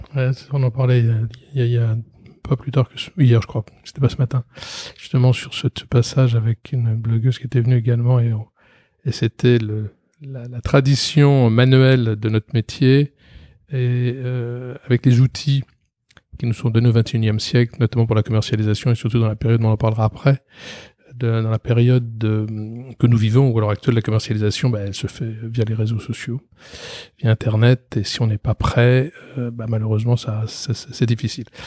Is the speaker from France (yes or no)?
yes; Paris, Île-de-France, France; je vais passer toute ma scolarité et mon enfance à Paris.